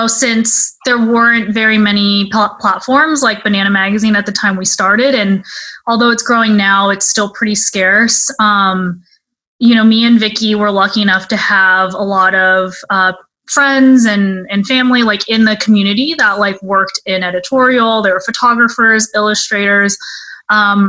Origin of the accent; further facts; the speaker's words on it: Dallas, Texas, United States; moved away as an adult; now in New York, United States; first generation from Texas. So mostly grew up in Dallas. And yeah, I've been in New York for about 8 years